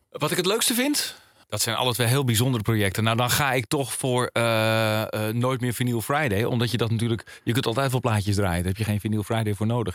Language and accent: Dutch; Alkmaar, North Holland, Netherlands; ik kom uit Alkmaar. Daar ben ik eh, opgegroeid